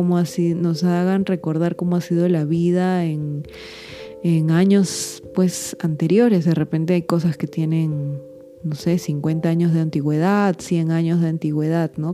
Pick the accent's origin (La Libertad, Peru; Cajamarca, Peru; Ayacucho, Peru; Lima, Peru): Lima, Peru; en mi país, en Lima, Perú